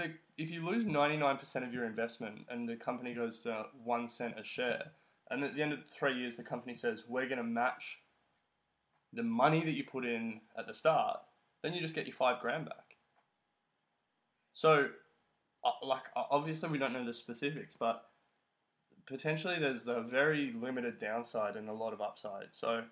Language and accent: English; Australia; So, as an Australian, I think it's hard to invest in mutual funds